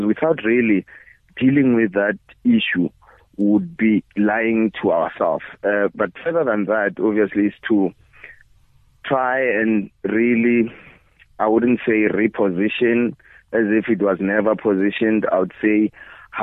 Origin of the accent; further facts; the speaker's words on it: Bushbuckridge, Mpumalanga, South Africa; I was born in Bush Park Ridge, which is really, you know, neighboring with Kruger National Park